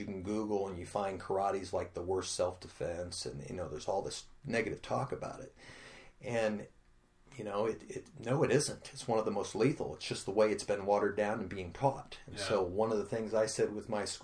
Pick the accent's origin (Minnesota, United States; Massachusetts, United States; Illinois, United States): Illinois, United States; Pekin; We grew up poor in the South End.